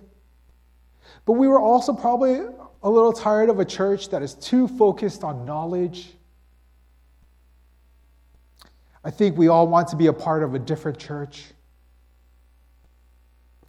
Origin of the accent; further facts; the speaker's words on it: United States; being this American individualistic type of person